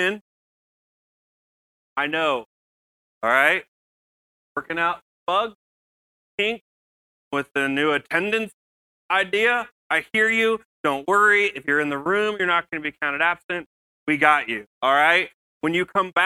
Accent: Mattoon, Illinois, United States; moved away; I was born and raised in Mattoon, Illinois

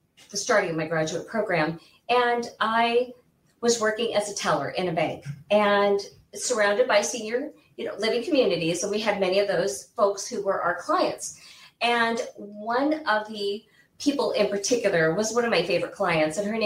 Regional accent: Central Illinois, United States; moved away as an adult; now in Arizona, United States; I actually grew up in the Midwest. I grew up in Illinois, Central Illinois. And my parents were military

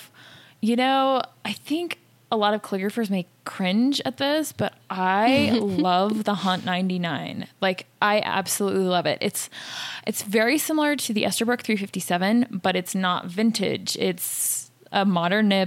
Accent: Salt Lake City, Utah, United States; also born or lived in San Francisco area, California; So I'm from Salt Lake City, Utah, grew up here, spent a little bit of time in San Francisco area. I'm back

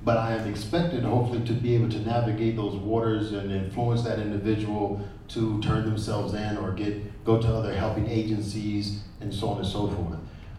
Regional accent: United States; because I grew up in the Army, my father had joined the Army as 18, 19 years old, out of New York, got stationed at Fort Jackson in Columbia, South Carolina.

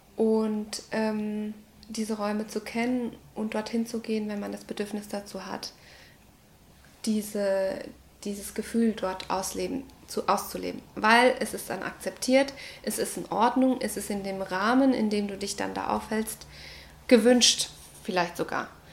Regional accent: Ecuador; moved away; Ich komme aus Ecuador, aus Lateinamerika

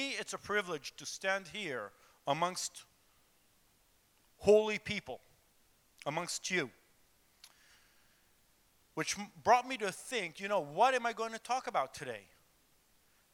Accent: Jerusalem, Jerusalem District, Israel; I was born in Jerusalem, Israel, and my father and his parents were also, they were born in Jerusalem, Israel. So I had the privilege of being raised in Jerusalem

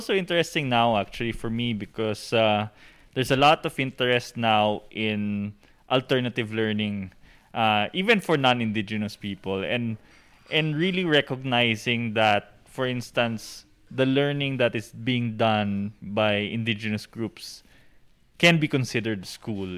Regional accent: Benguet, Cordillera Administrative Region, Philippines; I grew up in Benguet and, and my mother is from Pampanga

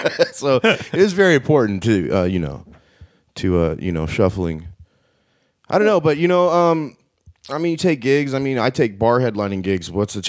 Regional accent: Arizona, United States; I'm from Arizona.

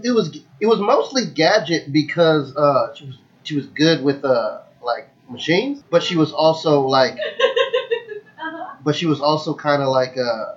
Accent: Florida, United States; accent: southern; moved away; I'm originally from Florida.

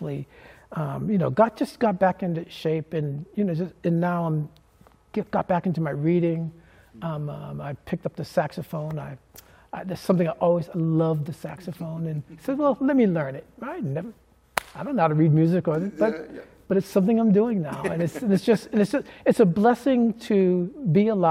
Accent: Boston, Massachusetts, United States; growing up in Boston and going to a school outside your growing up neighborhood

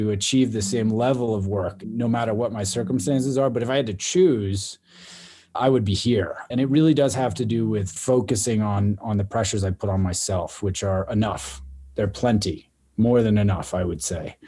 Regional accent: Boston, Massachusetts, United States; also born or lived in Austin, Texas / Taos; now in Los Angeles, United States; I grew up in the Boston area

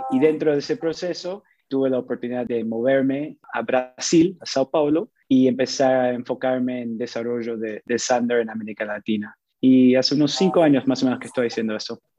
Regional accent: Panama; moved away; also born or lived in Montreal, Canada; mis papás son argentinos, con ellos tuve la oportunidad de moverme a diferentes países. Yo crecí mucho tiempo en, en la República de Panamá

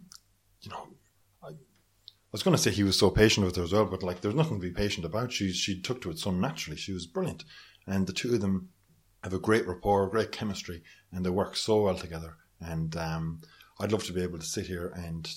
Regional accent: Nenagh, Tipperary, Ireland; moved away as an adult; also born or lived in London; now in Dublin, Ireland; I filmed in Neenah, my hometown. I had experience filming there before with Trampoline, and I kind of know the town inside out, having grown up there

